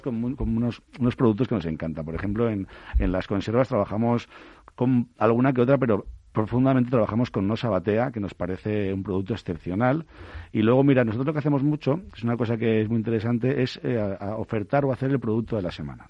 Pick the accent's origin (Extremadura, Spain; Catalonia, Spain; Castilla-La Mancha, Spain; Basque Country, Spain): Basque Country, Spain; Bilbao; moved away; yo soy de Bilbao